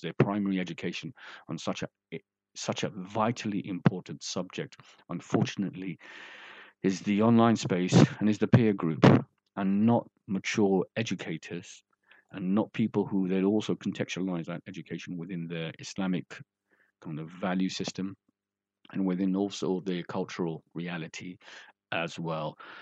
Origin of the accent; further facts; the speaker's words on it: London, United Kingdom; moved away as an adult; also born or lived in Bradford; I'm from London, uh, you know, I've been working in Bradford for nearly, you know, like I said, 30 years